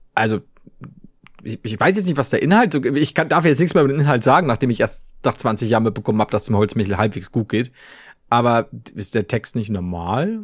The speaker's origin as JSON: {"language": "German", "town": "Regensburg", "region": "Bavaria", "country": "Germany", "tie": "born or raised there", "said": "das ist mein Heimatort. Hier wohne ich."}